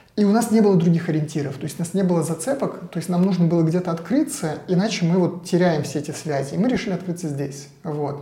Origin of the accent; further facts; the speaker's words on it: Saint Petersburg, Russia; moved away as an adult; now in Portugal; Я из Петербурга